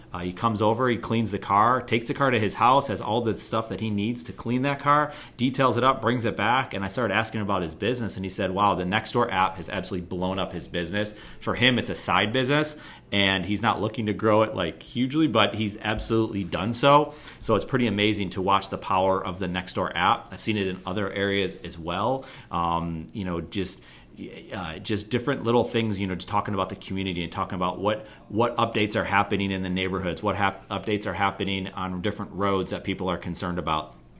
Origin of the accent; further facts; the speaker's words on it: Buffalo, New York, United States; I'm from Buffalo, New York, and we're on the other side of Lake Erie